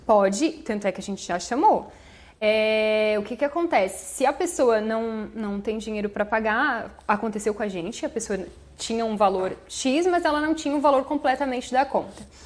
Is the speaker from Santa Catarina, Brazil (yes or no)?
yes; Orleans, Santa Catarina, Brazil; Aqui em Orleans mesmo. Sou natural da, da cidade, nascida e criada todos esses anos é, na comunidade de Ses Marias